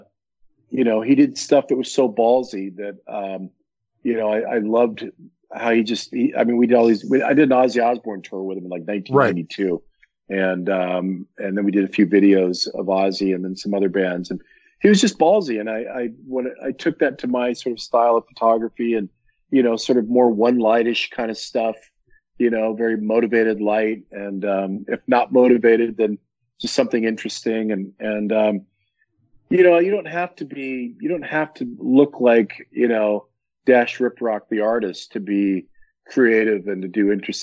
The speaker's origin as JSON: {"language": "English", "town": "Los Angeles", "region": "California", "country": "United States", "tie": "born or raised there", "moved": "as an adult", "lives_now": "Santa Clarita, United States", "said": "I grew up in the Valley"}